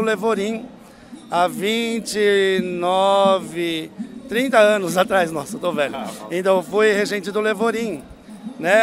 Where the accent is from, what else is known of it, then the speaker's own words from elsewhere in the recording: Francisco Morato region, São Paulo, Brazil; moved away as an adult; also born or lived in Monteiro Lobato / Louveira; aqui na, na região onde eu nasci